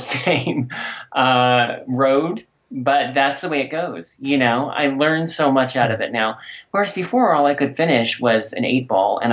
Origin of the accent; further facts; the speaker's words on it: Colorado, United States; also born or lived in Golden, Colorado; I grew up here in Colorado. And so, and especially when I moved to Golden as a teenager